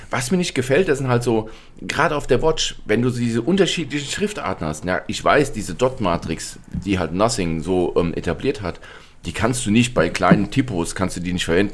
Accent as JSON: {"language": "German", "region": "Hesse", "country": "Germany", "said": "wie es bei uns in Hessen heißt"}